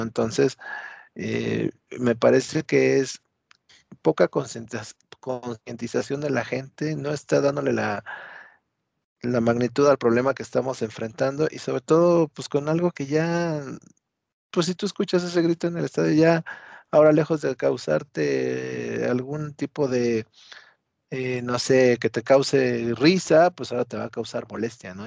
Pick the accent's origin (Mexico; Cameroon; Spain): Mexico; así somos los mexicanos